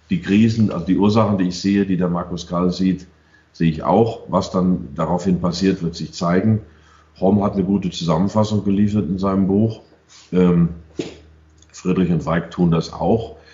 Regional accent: United States; Ich war äh, zehn Jahre dort. Ich bin Amerikaner.

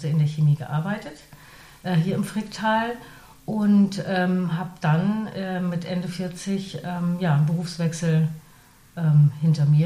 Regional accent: Northern Germany, Germany; moved away as an adult; now in Laufenburg, Switzerland; für mich als Norddeutsche hier

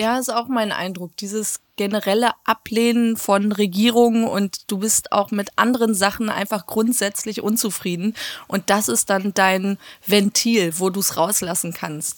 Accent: Hagen, North Rhine-Westphalia, Germany; in meiner Heimatstadt Hagen

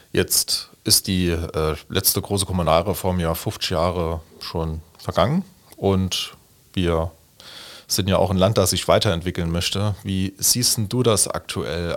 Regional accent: Hasborn, Saarland, Germany; Hasborn, also meine Heimatgemeinde

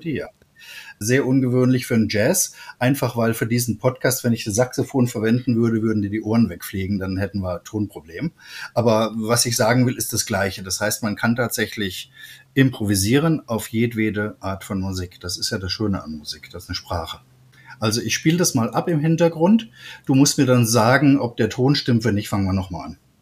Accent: Trier, Rhineland-Palatinate, Germany; bei uns in Trier, das ist ja nicht der Nabel der Jazzwelt

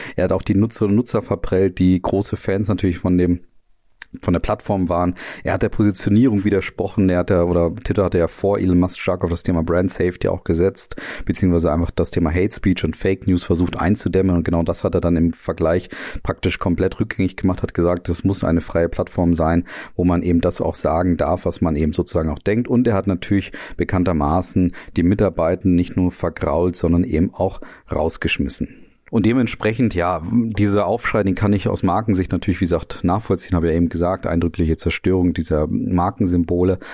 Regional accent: Germany; uns dann als Deutsche hier

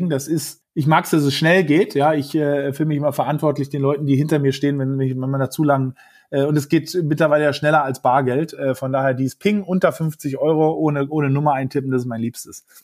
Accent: Berlin, Germany; Also Berlin ist natürlich sozusagen meine Heimat, also meine Familie, wo noch meine Eltern dergleichen

